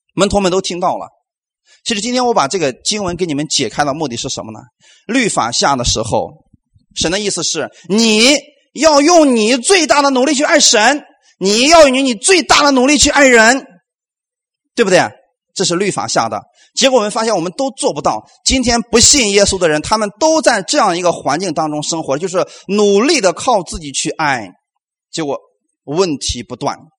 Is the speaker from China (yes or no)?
yes; China; 我们中国人这一块儿啊，我们最多到哪里？到四，到四啊